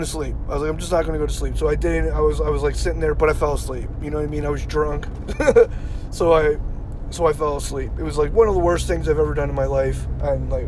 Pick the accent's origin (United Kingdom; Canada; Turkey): Canada; Yarmouth, Nova Scotia; It's Yarmouth. it's Yarmouth. I grew up in Yarmouth